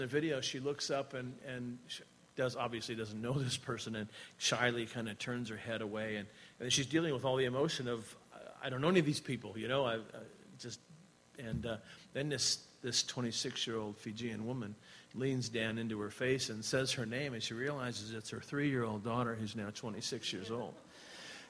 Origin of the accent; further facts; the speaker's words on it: Laconia, New Hampshire, United States; moved away as an adult; also born or lived in New York / Virginia; now in New Zealand; We grew up here in the Laconia area